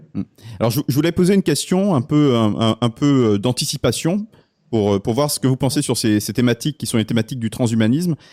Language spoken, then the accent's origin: French; France; en tant que Français